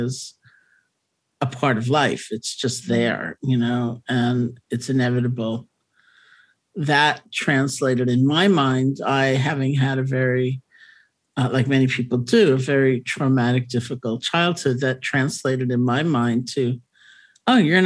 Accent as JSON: {"language": "English", "town": "New York City", "region": "New York", "country": "United States", "tie": "born or raised there", "also_born_or_lived": "Buffalo", "said": "I grew up in New York City, went to college in Buffalo"}